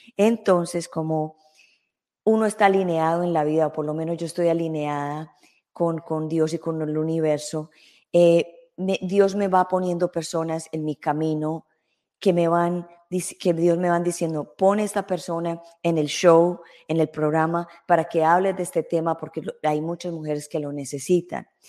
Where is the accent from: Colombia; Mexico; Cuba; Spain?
Colombia; en mi país, Colombia